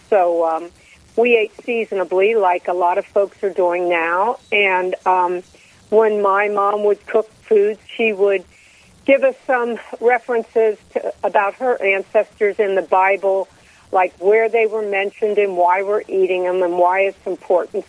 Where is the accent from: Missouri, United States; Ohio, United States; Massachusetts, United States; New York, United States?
Ohio, United States; Cincinnati; I grew up here in Cincinnati in a big Lebanese family, Catholic family